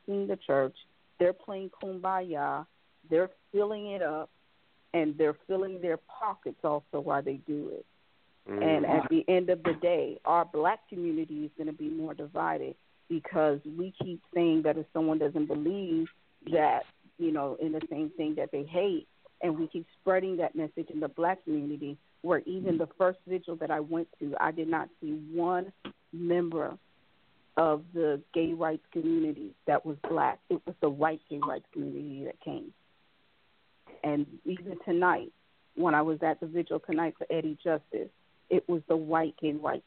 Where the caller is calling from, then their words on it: Orlando, Florida, United States; I'm calling from Orlando